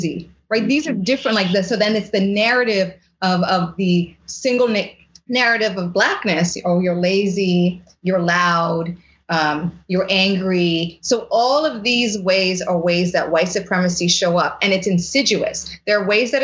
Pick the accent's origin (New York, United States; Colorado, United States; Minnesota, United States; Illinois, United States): New York, United States; New York City; growing up in the Bronx